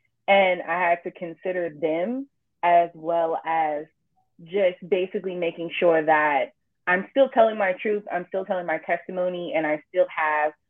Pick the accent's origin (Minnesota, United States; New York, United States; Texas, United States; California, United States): California, United States; Richmond; also born or lived in El Cerrito, California; now in Pittsburg, United States; my hometown is Richmond, El Cerrito. I say both because I kind of split my time between both equally